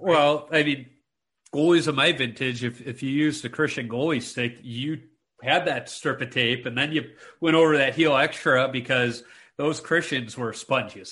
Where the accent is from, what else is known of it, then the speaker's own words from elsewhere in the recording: Chicago, Illinois, United States; moved away as an adult; also born or lived in Minnesota; I'm this city slicker. I grew up in Chicago.